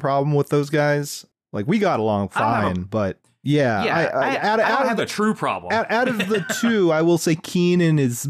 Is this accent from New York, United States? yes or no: no; Lakeland, Florida, United States; I do know that Baker is from my hometown in Florida.